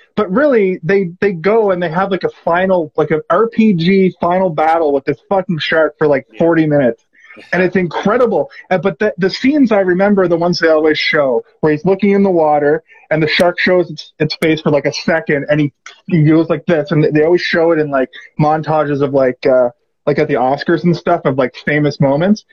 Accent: Halifax, Nova Scotia, Canada; moved away as an adult; now in Toronto, Canada; hey, hey, Halifax

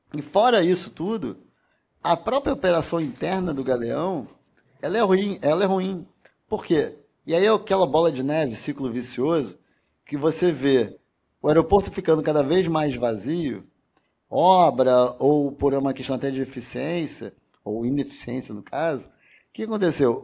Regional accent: Rio de Janeiro, Brazil; Eu sou carioca, fluminense, não torcedor do Fluminense, mas é, quem é do estado do Rio de Janeiro.

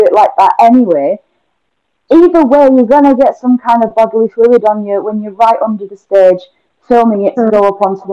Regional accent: United Kingdom; I am British

